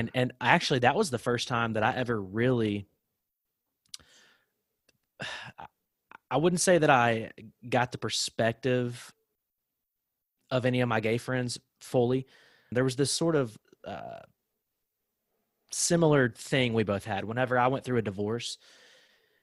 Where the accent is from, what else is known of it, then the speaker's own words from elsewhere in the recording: the South, United States; growing up in the South, like where we're from